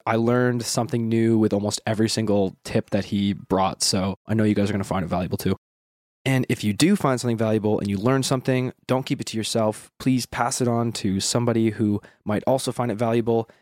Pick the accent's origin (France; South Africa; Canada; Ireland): Canada; Western Canada; I'm from Western Canada